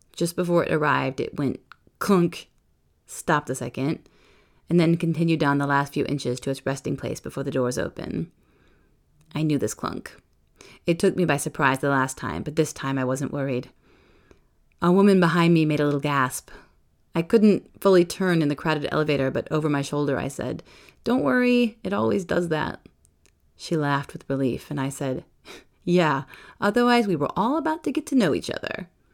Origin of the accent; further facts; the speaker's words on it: Lake Crystal, Minnesota, United States; moved away as an adult; also born or lived in Edina, Minnesota / Iowa City, Iowa / Barcelona, Spain / Paris, France; now in Toulouse, France; In seventh grade, we moved to the small town of Lake Crystal, and I realized that I'm from Lake Crystal